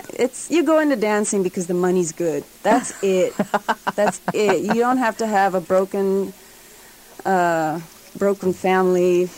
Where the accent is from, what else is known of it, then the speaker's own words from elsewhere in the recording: Dominican Republic; also born or lived in Puerto Rico / Bolivia / Guatemala / Florida; I was born in Puerto Rico, raised in the Dominican Republic, Bolivia, Guatemala, and Florida.